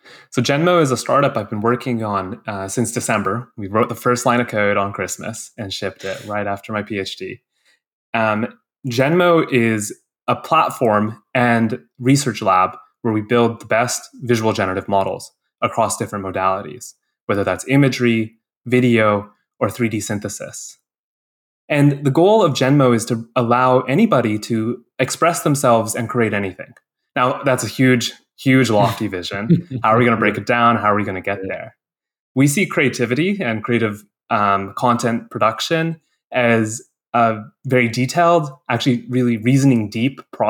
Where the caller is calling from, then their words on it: San Francisco, California, United States; I'm calling in from San Francisco, California.